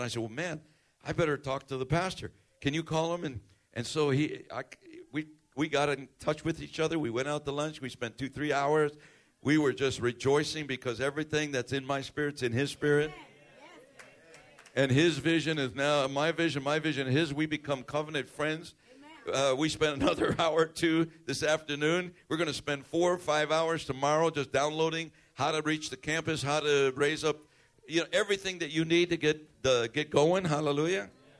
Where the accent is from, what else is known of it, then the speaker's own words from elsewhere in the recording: Chicago, Illinois, United States; I'm from Chicago, man, South Side. Same place where our president was raised. Same, almost the same area.